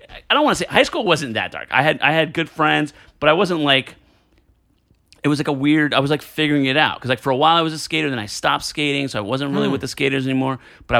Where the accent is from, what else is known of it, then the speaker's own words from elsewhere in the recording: New Jersey, United States; No, I was born in Jersey.